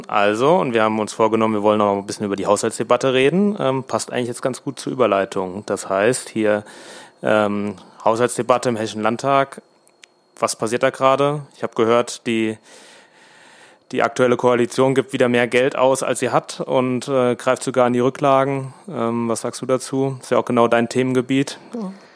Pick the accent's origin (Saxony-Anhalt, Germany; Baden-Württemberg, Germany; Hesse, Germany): Hesse, Germany; Rheingau-Taunus-Kreis; bei uns im Rheingau-Taunus-Kreis